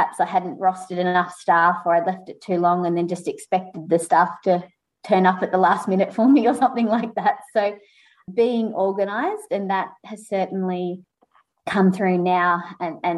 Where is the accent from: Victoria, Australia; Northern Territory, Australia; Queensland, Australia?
Victoria, Australia; Mornington Peninsula; growing up on the Mornington Peninsula